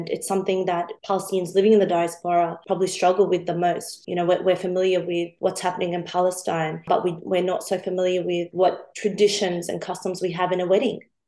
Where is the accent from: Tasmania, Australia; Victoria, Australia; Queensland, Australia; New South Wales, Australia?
New South Wales, Australia; Sydney; growing up in Sydney